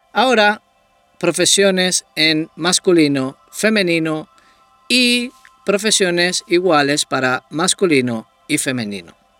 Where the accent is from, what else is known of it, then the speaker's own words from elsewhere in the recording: Tenerife, Canary Islands, Spain; Soy español, soy de Tenerife.